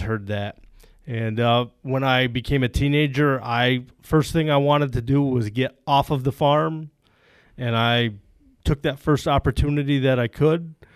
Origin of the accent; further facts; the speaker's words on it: Plattsburgh, New York, United States; I grew up in the Plattsburgh area on a dairy farm.